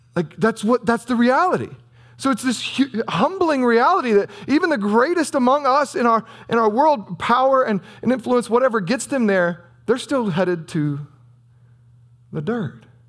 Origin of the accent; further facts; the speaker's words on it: United States; also born or lived in Southern Illinois; we're American